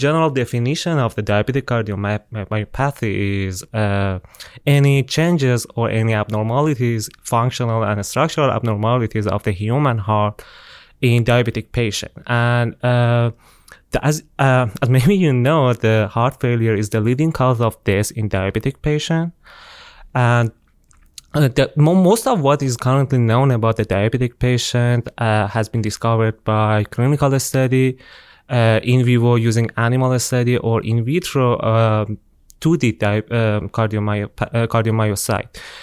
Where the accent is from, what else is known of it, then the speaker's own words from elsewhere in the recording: Tehran, Tehran Province, Iran; moved away as an adult; now in Auburn, United States; I'm from Iran. Uh, I'm, I, I was born and raised in Tehran, the capital of my country